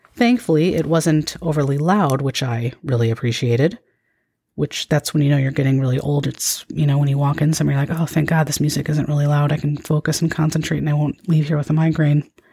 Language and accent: English; Midwest, United States; growing up in the Midwest